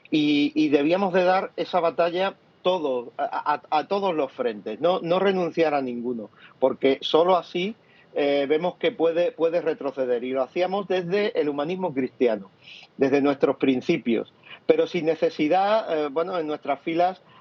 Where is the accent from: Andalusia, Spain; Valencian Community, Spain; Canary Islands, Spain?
Andalusia, Spain; Cádiz; yo soy gaditano, andaluz, en esta tierra donde ha sido tanto tiempo machacada